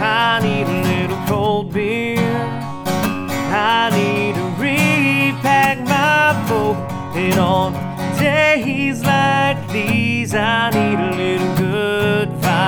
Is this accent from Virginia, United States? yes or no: no; Atlanta, Georgia, United States; born there; You know, I was born in Atlanta and grew up there for a little while.